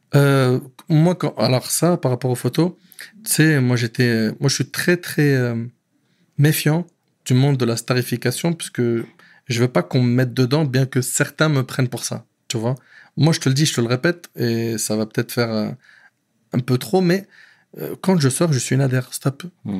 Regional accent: Paris, Île-de-France, France; born or raised there; also born or lived in Aubervilliers

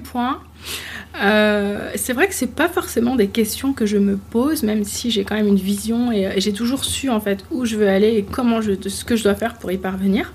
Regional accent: Paris, Île-de-France, France; also born or lived in Martinique; je suis née à Paris, j'ai grandi en, à Paris, enfin région, région parisienne

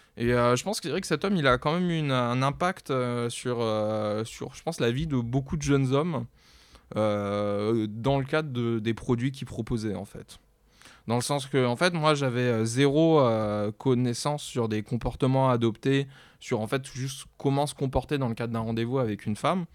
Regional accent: south of France, France; moved away as an adult; now in Paris, France; je viens du sud de la France

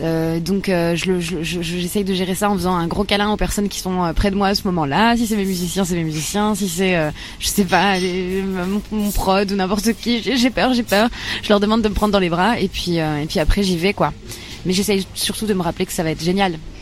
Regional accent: Bar-le-Duc, Grand Est, France; born or raised there

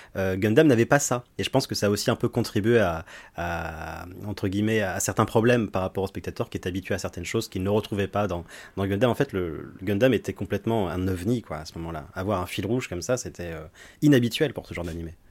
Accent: France; chez nous en France

